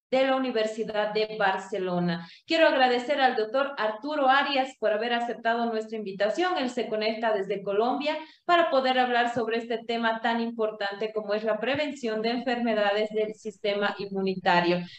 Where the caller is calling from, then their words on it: Cochabamba, Bolivia; soy la directora de la Escuela de Género y Desarrollo y quiero enviarles un cordial saludo desde la ciudad de Cochabamba, Bolivia